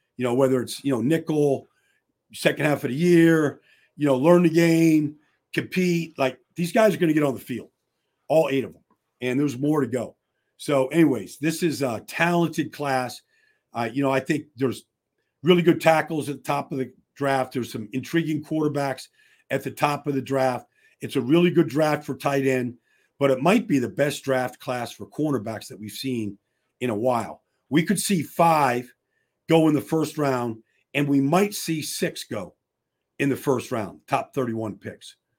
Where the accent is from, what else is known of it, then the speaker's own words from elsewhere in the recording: Pittsburgh, Pennsylvania, United States; I'm from the Berg. I know all the high schools in Pittsburgh